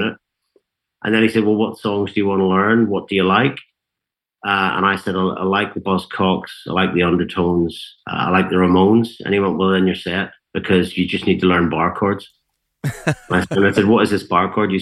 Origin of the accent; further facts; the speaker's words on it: Ballyclare, Northern Ireland, United Kingdom; also born or lived in Antrim; they moved down the road to a farming town called Ballyclare, which is about 16 miles outside Belfast city centre, but the north of Ireland's not very big. So, you know, that was quite a big difference culturally. And that's where I grew up.